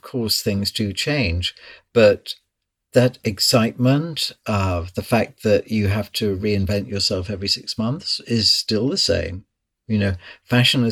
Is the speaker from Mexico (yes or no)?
no; near Liverpool, North West England, United Kingdom; moved away; also born or lived in London; I grew up in near Liverpool.